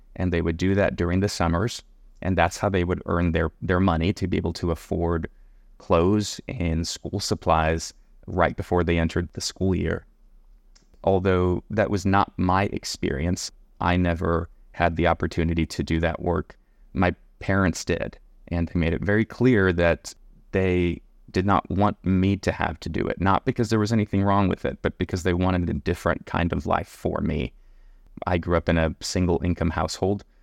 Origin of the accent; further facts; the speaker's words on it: Palmview, Texas, United States; moved away as an adult; also born or lived in McAllen, Texas / Mission, Texas / Edinburg, Texas / La Joya, Texas; now in San Antonio, United States; I was born in McAllen. I was raised in Palm View